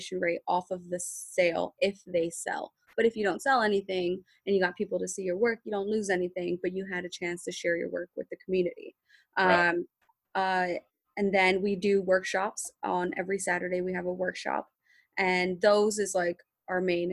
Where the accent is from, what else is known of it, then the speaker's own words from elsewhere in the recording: Philadelphia, Pennsylvania, United States; I grew up in North Philly. I grew up in Northern Liberties before it became Northern Liberties and it was just North Philly.